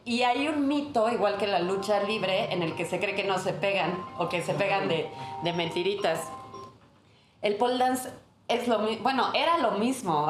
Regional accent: Chiapas, Mexico; yo soy de Chiapas, chiapaneco

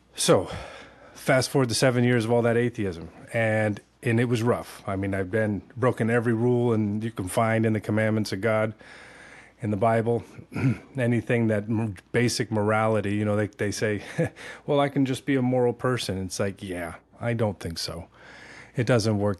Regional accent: California, United States; moved away as an adult; also born or lived in South Florida; now in Tennessee, United States; I was born and raised in Cali

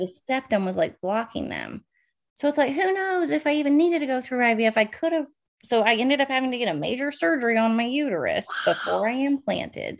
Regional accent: Northern Virginia, United States; moved away as an adult; also born or lived in California; I am from Northern Virginia, about 45 minutes outside of DC. Born and raised there.

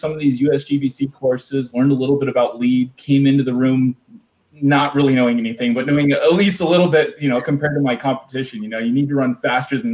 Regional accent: Sherwood, Oregon, United States; I grew up in Sherwood, Oregon.

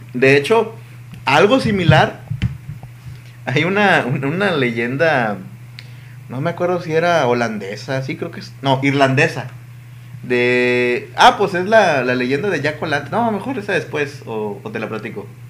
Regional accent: Mexico; yo sí soy mexicano

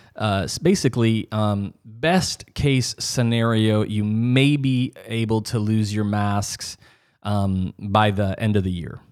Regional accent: Midwest, United States; growing up in the North, you know, the Midwest

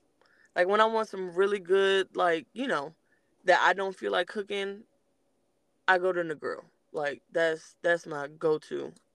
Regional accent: Los Angeles, California, United States; now in Georgia, United States; I'm from Los Angeles.

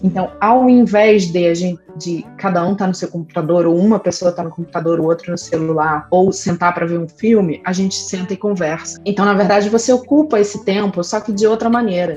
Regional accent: Rio de Janeiro, Brazil; eu sou nascida e criada no Rio de Janeiro

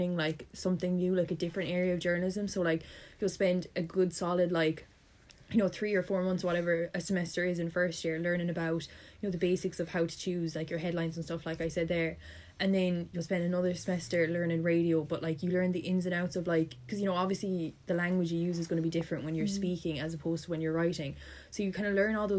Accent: Limerick, Munster, Ireland; I'm from Limerick, I was lucky in the sense I could live at home

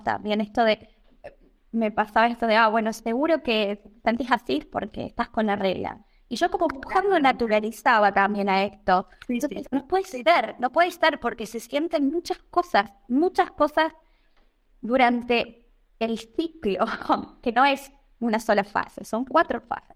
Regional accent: Argentina; moved away as an adult; now in Italy; desde hace un año o ya que salí de Argentina

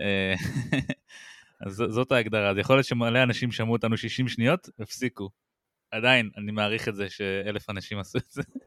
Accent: Israel; אני ישראלי, אני ציוני

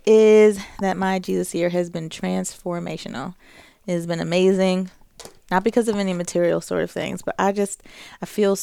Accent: Jamaica; I'm Jamaican.

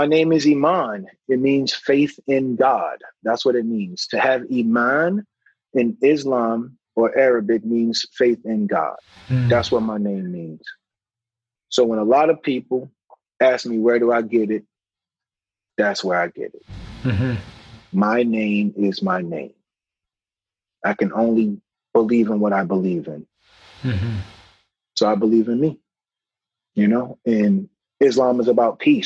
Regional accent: North Carolina, United States; moved away; I grew up in North Carolina, so Bible Belt

